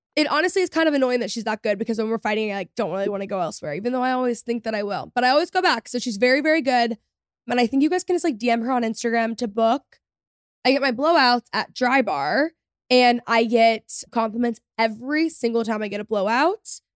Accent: McKinney, Texas, United States; also born or lived in Los Angeles, United States / Dallas, United States; I was raised outside of Dallas in McKinney, which is a suburb. Great place to grow up, love it there

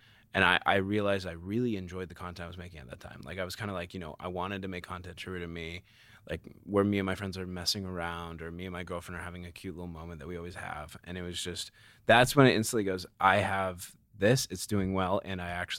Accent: Carlsbad, California, United States; I'm from Carlsbad, which okay. is like in San Diego.

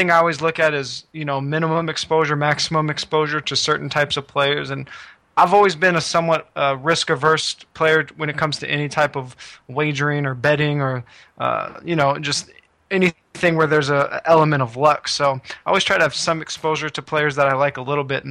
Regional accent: West Coast, United States; growing up on the West Coast

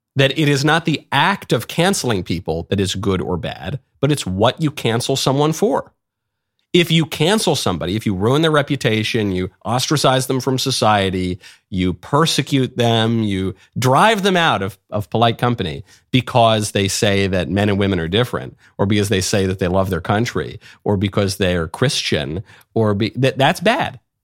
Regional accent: New York, United States; I'm a New Yorker myself

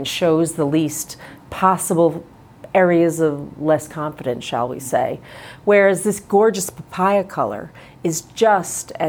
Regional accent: Long Island, New York, United States; I'm actually from Long Island

